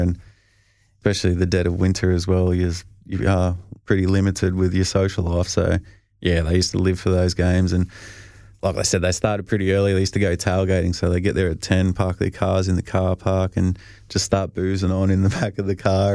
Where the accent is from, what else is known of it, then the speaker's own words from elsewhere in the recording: Australia; moved away; being Australian